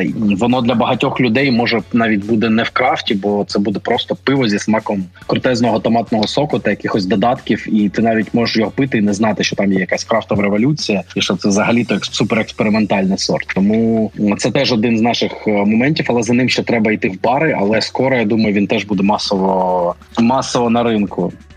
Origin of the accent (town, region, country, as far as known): Kharkiv, Kharkiv Oblast, Ukraine